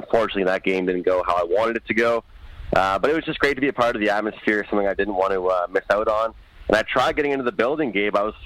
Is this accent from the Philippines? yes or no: no; Canada; born or raised there